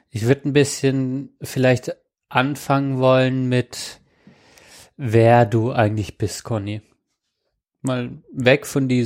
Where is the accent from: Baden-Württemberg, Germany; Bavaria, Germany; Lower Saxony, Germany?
Baden-Württemberg, Germany; ich komme schon, ich komme schon aus, dem, aus dem Schwabenland.